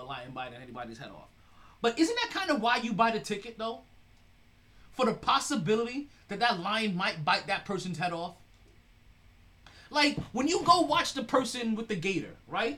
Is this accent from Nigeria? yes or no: no; Jamaica; I am very Jamaican